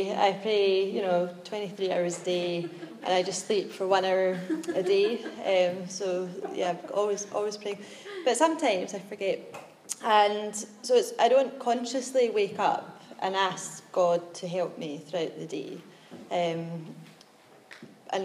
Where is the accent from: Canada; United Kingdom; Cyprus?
United Kingdom; Glasgow, Scotland; I'm from Glasgow, which is in Scotland